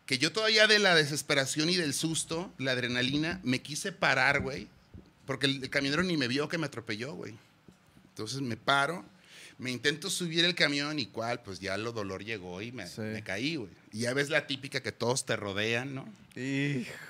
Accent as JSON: {"language": "Spanish", "town": "Guadalajara", "region": "Jalisco", "country": "Mexico", "tie": "born or raised there", "said": "Sí, güey, nacimos aquí en Guadalajara, mi carnal y yo. Orgullosamente tapatíos."}